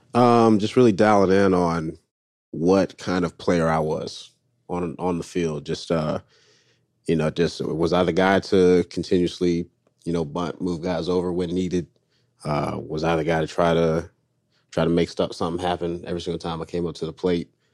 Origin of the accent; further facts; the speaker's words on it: North Carolina, United States; I'm from North Carolina